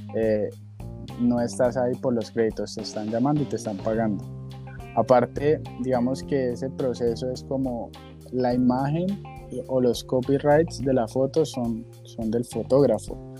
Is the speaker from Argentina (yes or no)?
no; Cali, Valle del Cauca, Colombia; Yo soy caleño